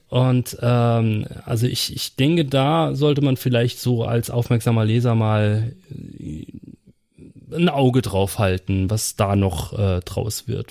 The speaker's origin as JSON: {"language": "German", "region": "Saarland", "country": "Germany", "said": "bei uns im Saarland"}